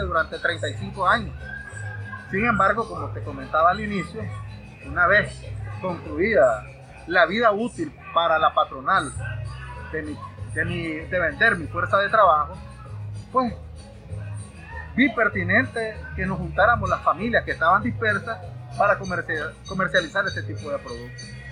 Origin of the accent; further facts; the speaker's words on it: Masaya, Nicaragua; now in Managua, Nicaragua; somos oriundos de Masaya. Ya actualmente residimos en Managua